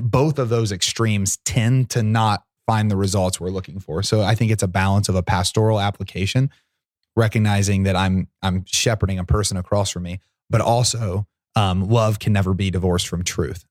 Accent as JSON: {"language": "English", "town": "Portsmouth", "region": "Ohio", "country": "United States", "tie": "born or raised there", "said": "Portsmouth's my hometown"}